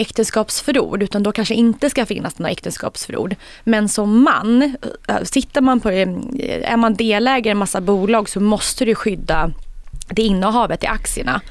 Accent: Sweden; som svensk, som svensk

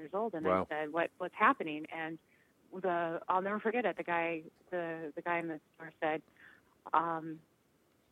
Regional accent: Southern California, United States; I grew up in Southern California

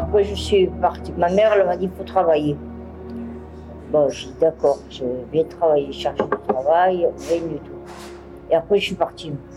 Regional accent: Marseille, Provence-Alpes-Côte d'Azur, France; also born or lived in Toulouse / Nice / Narbonne; Je suis née à Marseille le 14 septembre 1954

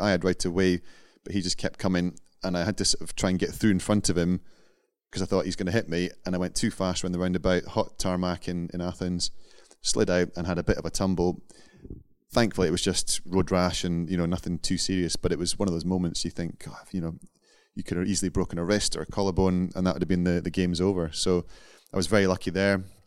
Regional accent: Scotland, United Kingdom; being Scottish

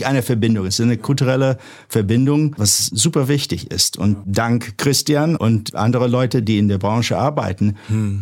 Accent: Santa Monica, California, United States; German is a second language; moved away as an adult; now in Germany; ich bin in Los Angeles aufgewachsen, eigentlich in Santa Monica

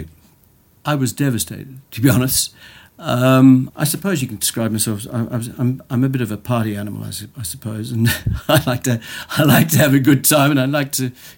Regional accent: Australia; moved away as an adult; now in United Kingdom; I'm actually Australian, but I've been living in the UK for the last 28 years.

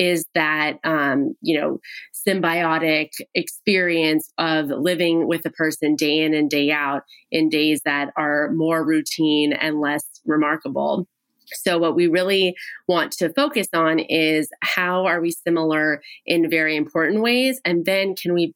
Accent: Pasadena, California, United States; my hometown, Pasadena

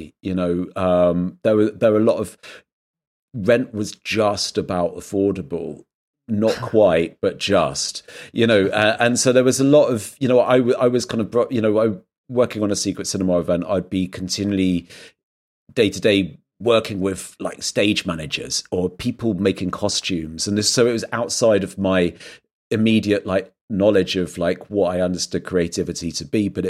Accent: South West England, United Kingdom; would be growing up in Dorset

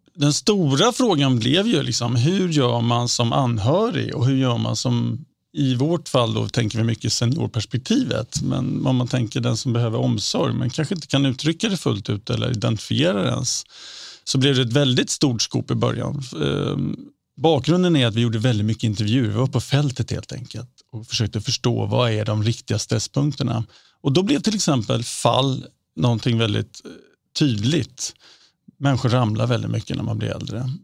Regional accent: Sweden; som svensk

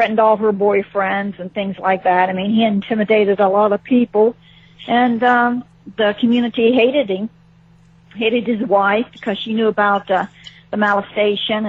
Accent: Ohio, United States; moved away; I'm originally from Ohio, a small town in Ohio

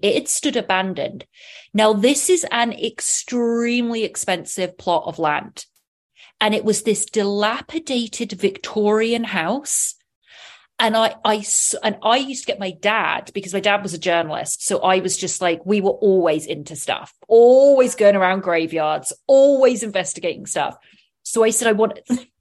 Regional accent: Oxfordshire, South East England, United Kingdom; I was brought up in County of Oxfordshire, which is about 40 to 50 miles west of London

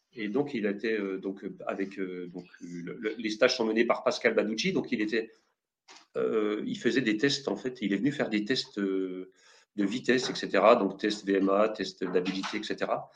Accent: Jura, Bourgogne-Franche-Comté, France; je viens d'un petit village du Jura

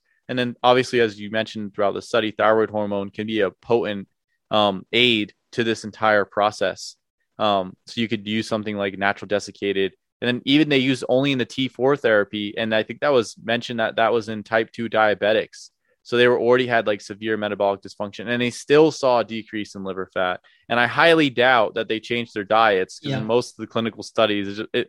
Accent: New Jersey, United States; I'm from New Jersey

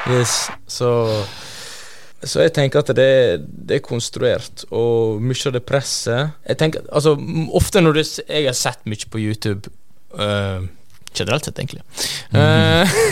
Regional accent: Norway; oss som nordmenn

